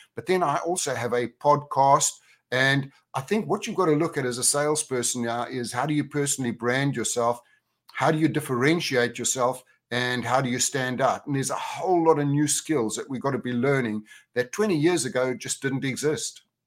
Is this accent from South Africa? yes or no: yes; Johannesburg, Gauteng, South Africa; moved away; also born or lived in Orlando / Spain / United Kingdom; I was from Johannesburg originally, but now I'm a, I'm a global cowboy because I have homes in Orlando, Spain, and the U K